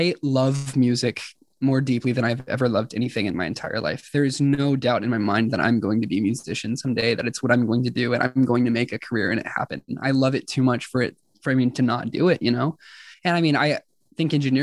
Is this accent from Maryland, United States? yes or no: no; Oklahoma City, Oklahoma, United States; I was born and raised here in Oklahoma City.